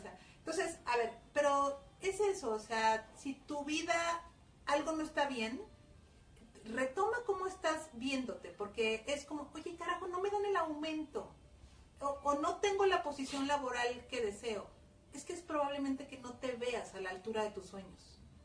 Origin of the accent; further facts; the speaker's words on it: Mexico; los mexicanos decimos mande